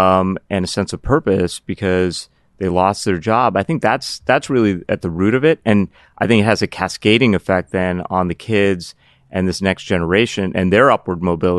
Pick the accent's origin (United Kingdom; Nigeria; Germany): United Kingdom; Cardiff, Wales; born there; also born or lived in Pittsburgh; That's where I was born. I was born in Wales, Cardiff, Wales. Little known fact.